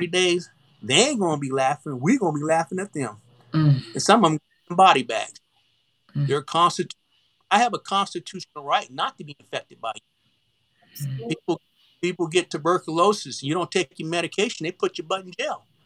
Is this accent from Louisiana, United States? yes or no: yes; Oakdale, Louisiana, United States; I'm from the country. I'm from Oakdale, Louisiana